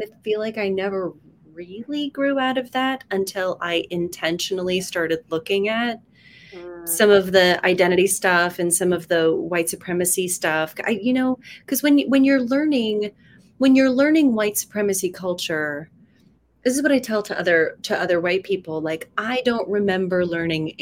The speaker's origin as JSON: {"language": "English", "town": "Salt Lake City", "region": "Utah", "country": "United States", "tie": "born or raised there", "said": "I was raised in Salt Lake City as a Mormon."}